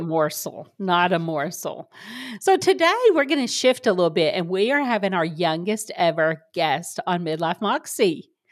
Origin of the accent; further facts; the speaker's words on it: the South, United States; I grew up in the South, for people who don't know, um, very conservative Bible Belt